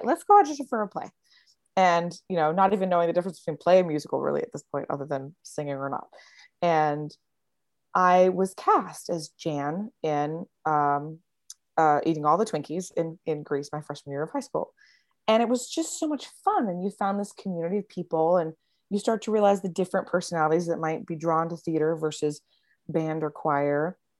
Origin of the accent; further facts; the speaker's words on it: Lynchburg, Virginia, United States; now in Florida, United States; I grew up in uh, Lynchburg, Virginia